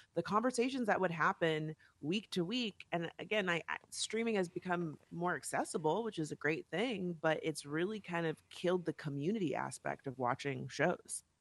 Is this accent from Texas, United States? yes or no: no; West Palm Beach, Florida, United States; also born or lived in Miami / New York; now in Los Angeles, United States; I'm from West Palm Beach